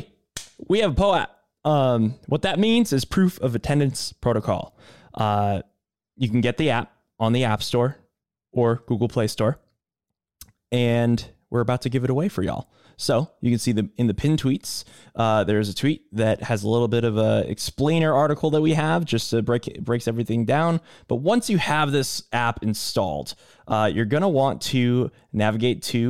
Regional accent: Boston, Massachusetts, United States; I'm a Bostonian

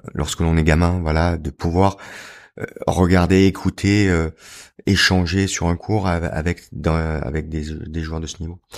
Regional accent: Pra-Loup, Provence-Alpes-Côte d'Azur, France; J'ai grandi dans les Alpes du Sud, à Pralou

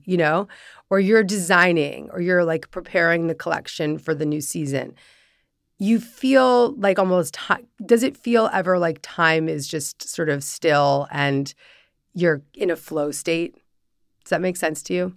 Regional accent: Larchmont, New York, United States; growing up in Larchmont, New York

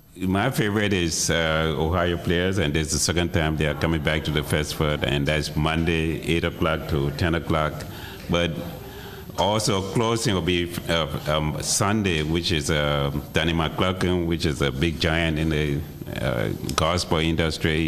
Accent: Liberia; moved away as an adult; also born or lived in Evanston, Illinois; now in Chicago, United States; I've lived in Chicago longer than I've lived in my home country, my birth country, which is Liberia. I came here in 76 to go to school

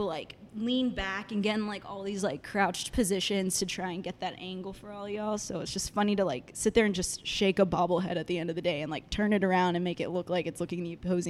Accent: Dallas, Texas, United States; I'm from Dallas, Texas, born and raised.

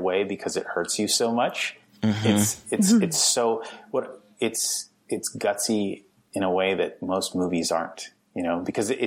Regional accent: Alberta, Canada; moved away as an adult; also born or lived in Toronto; I'm some kid from Alberta, Canada

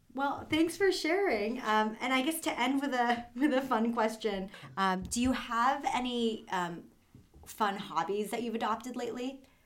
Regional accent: Brookline, Massachusetts, United States; I'm from Brookline

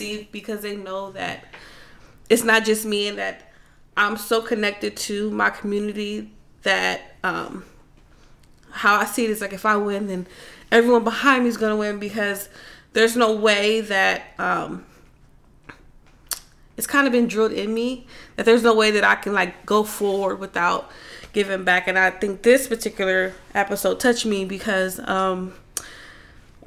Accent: Los Angeles, California, United States; Growing up in South Central

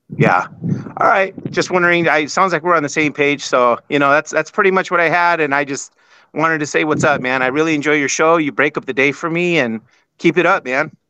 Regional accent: San Jose, California, United States; now in Boise, United States; I'm originally from San Jose, California

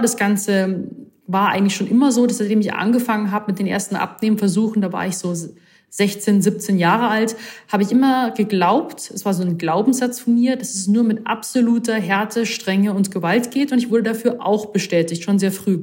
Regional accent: Rosenheim, Bavaria, Germany; now in Munich, Germany; gebürtige Rosenheimerin, wohne aber jetzt aktuell in München

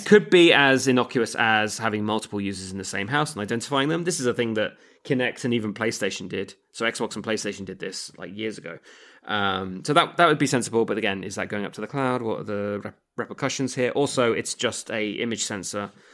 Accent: England, United Kingdom; I'm English

